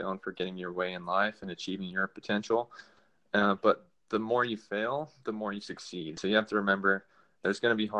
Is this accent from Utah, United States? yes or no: yes; Salt Lake City, Utah, United States; moved away as an adult; now in Alaska, United States; I was born in Salt Lake City, Utah.